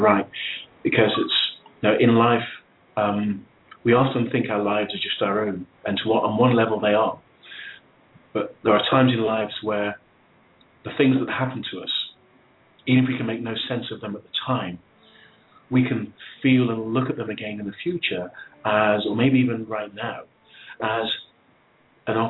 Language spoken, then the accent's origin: English; England, United Kingdom; I was born in England